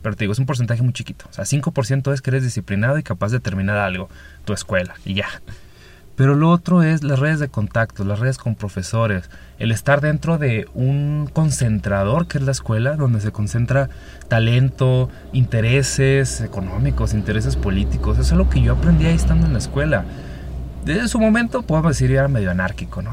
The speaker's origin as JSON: {"language": "Spanish", "region": "Chihuahua", "country": "Mexico", "tie": "born or raised there", "also_born_or_lived": "Mexico City / Pacific coast of Mexico", "moved": "as an adult", "said": "de mi ciudad natal, Chihuahua, me voy a Ciudad de México a vivir"}